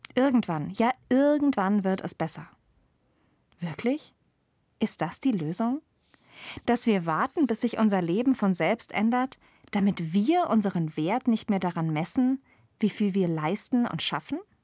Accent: Germany; Ich bin in Deutschland geboren, wo es überall fließendes Wasser gibt

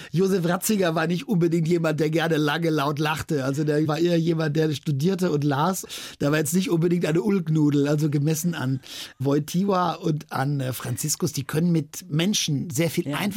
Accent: Wadowice, Lesser Poland, Poland; dann stand ich da den ganzen Sommer als zweiter Torpfosten auf dem Feld in Wadowice in meinem Heimatort und kriegte diese schweren Lederbälle um

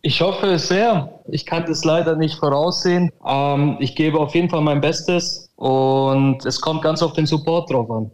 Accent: Augsburg, Bavaria, Germany; ich bin aus Augsburg

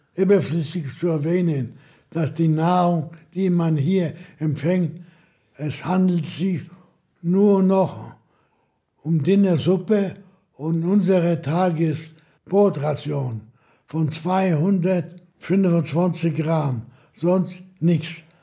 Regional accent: Łódź, Łódź Voivodeship, Poland; Ich komme aus Lodz, geboren in Lodz, ging zur Schule in Lodz

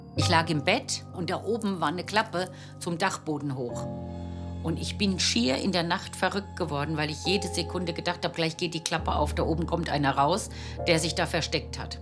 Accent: Giessen, Hesse, Germany; 19 Jahre alt aus Gießen

